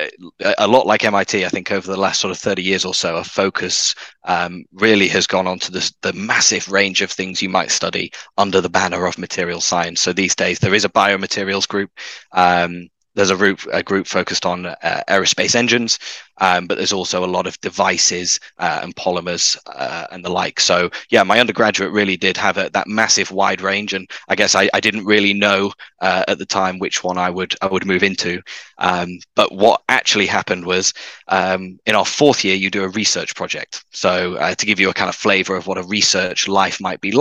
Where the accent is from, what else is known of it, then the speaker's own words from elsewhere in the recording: Manchester, North West England, United Kingdom; also born or lived in Cambridge; So I grew up in the north of England, as some of your listeners may be able to tell from my accent. So in Manchester